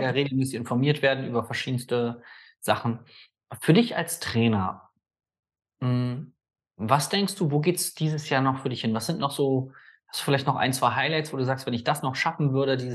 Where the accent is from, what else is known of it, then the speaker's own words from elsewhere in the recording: Berlin, Germany; Selber als Berliner geht man da nicht drauf.